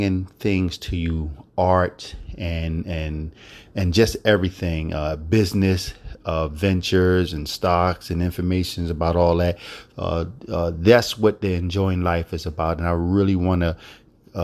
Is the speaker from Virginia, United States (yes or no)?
no; Philadelphia, Pennsylvania, United States; Philadelphia, my hometown where I was born and raised